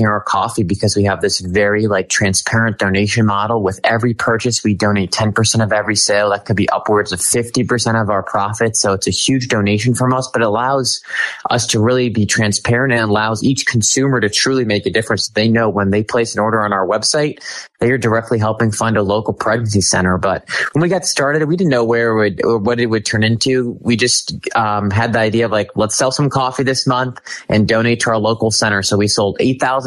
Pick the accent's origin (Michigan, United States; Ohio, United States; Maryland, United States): Ohio, United States; Cleveland; moved away as an adult; now in Washington, D.C. area, United States; I'm from Cleveland, Ohio originally, moved to the DC area around 4 years ago